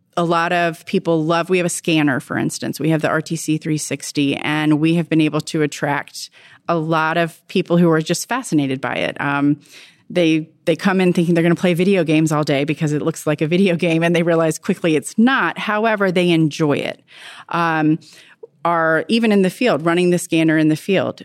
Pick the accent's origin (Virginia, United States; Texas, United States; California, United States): Virginia, United States; I'm from Virginia